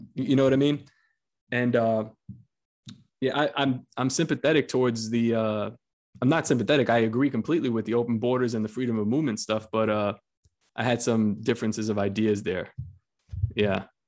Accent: New York City, New York, United States; I'm from Coney Island, Brooklyn, and uh, I'm Spanish

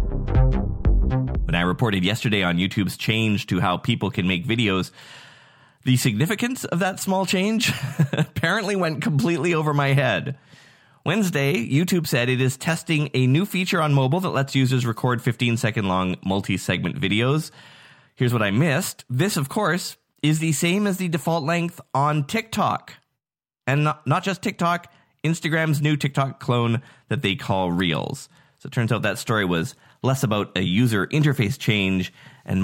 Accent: Nanaimo, British Columbia, Canada; from my hometown of Nanaimo, Canada

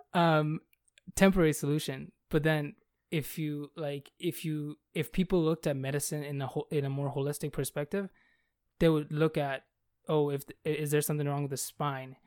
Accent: Bangladesh; moved away; I come from Bangladesh.

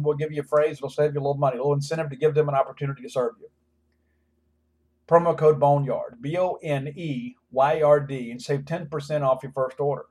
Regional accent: South Mississippi, United States; growing up in South Mississippi

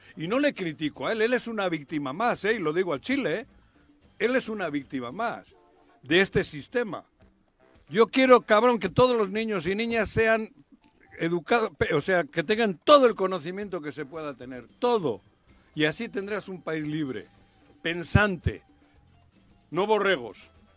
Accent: Bilbao, Basque Country, Spain; now in Mexico; que soy mexicano nacido en Bilbao

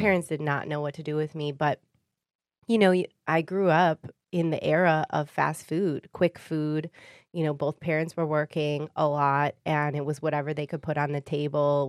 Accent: Warren, Michigan, United States; also born or lived in Sterling Heights, Michigan; I grew up in Warren.

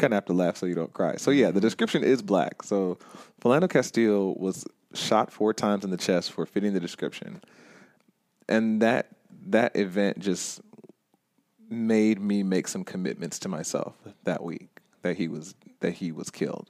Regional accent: Stone Mountain, Georgia, United States; it is in my hometown

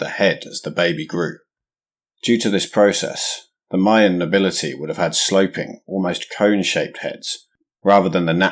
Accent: England, United Kingdom; As an Englishman

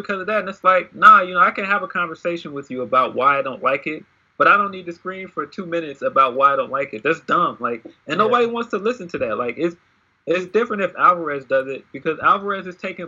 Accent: Chicago, Illinois, United States; I'm a Chicago guy. Like, I'm from the Shot

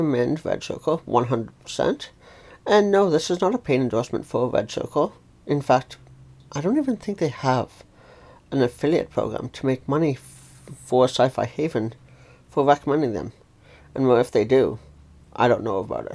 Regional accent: Calgary, Alberta, Canada; also born or lived in near Toronto, Ontario; now in Ontario, Canada; I grew up in the city of Calgary, Alberta, Canada, but now live in a small city close to Toronto, Ontario.

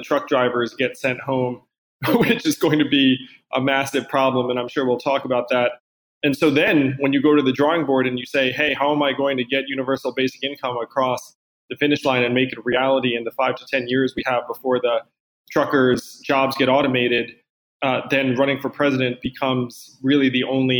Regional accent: East Coast, United States; I'm from the East Coast

